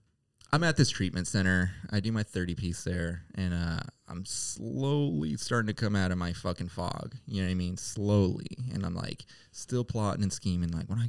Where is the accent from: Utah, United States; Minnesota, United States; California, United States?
California, United States; Sacramento; I was from Sacramento, you know what I mean? You gotta stay blinged out there, you know?